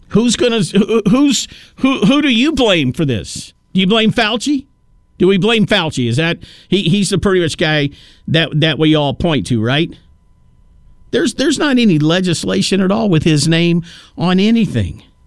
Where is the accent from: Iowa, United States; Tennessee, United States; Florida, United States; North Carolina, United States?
Tennessee, United States; moved away; my home state of Tennessee, real close to where I was actually born